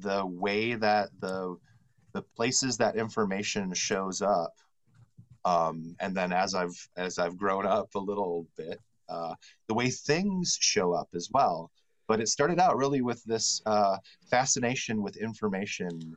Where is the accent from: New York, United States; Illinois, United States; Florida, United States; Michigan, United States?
Michigan, United States; West; when I was a child growing up in West Michigan here, where I still live today